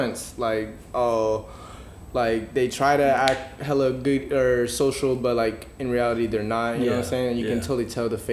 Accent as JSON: {"language": "English", "town": "Seattle", "region": "Washington", "country": "United States", "tie": "born or raised there", "also_born_or_lived": "Atlanta", "moved": "as an adult", "lives_now": "San Francisco, United States", "said": "I was born and raised in Seattle, but I've had experience living in, like, Atlanta. I moved out here for college"}